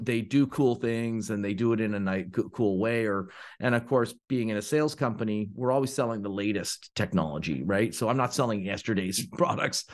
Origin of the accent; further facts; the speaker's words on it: Ontario, Canada; now in Oakville, Canada; I'm from Ontario, Canada